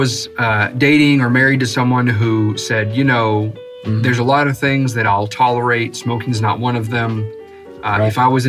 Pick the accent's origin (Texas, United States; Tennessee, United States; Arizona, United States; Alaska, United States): Texas, United States; San Antonio; born or raised there; moved away as an adult